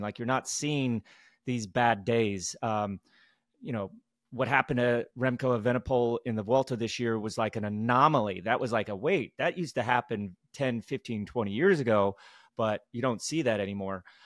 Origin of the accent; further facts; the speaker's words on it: United States; as an American